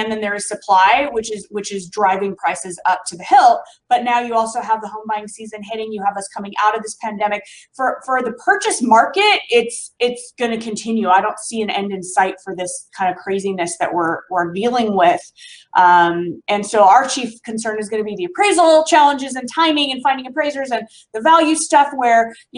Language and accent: English; Southern California outside of LA, United States; It's a part of Southern California outside of LA, very tight knit community. It's my hometown here